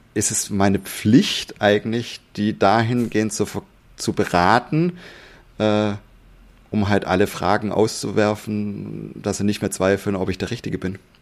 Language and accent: German; Swabia, Germany; ich bin auch Schwabe